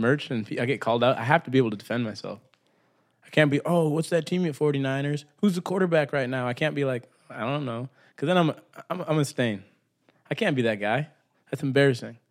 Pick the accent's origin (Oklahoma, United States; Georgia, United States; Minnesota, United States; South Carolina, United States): Minnesota, United States; Brainerd; I grew up in Minnesota